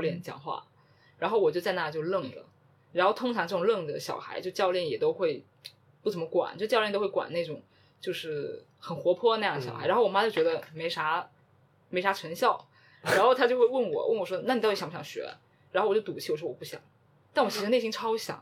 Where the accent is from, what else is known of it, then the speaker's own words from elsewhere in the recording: Guangdong, China; 我家里是那种非常传统，但是在传统之中又有一点就比较特别的嗯。潮汕家庭